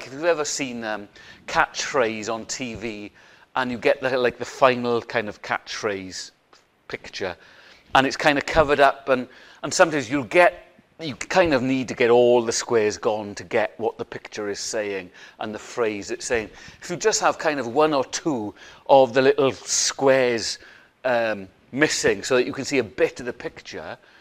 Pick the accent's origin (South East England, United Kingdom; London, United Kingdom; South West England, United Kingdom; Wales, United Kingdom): Wales, United Kingdom; Welsh; we're Welsh